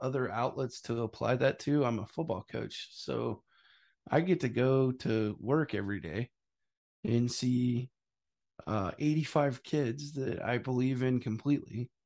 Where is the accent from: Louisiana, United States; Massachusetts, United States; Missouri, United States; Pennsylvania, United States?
Missouri, United States; I'm from Missouri